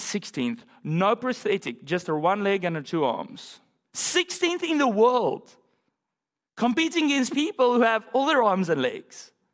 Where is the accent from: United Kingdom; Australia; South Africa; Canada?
South Africa; moved away; my home country in South Africa